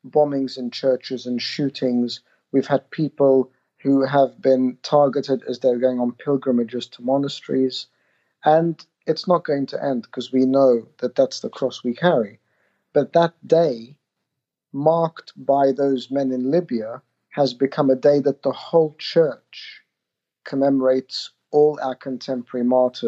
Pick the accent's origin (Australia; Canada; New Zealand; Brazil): Australia; I grew up in Australia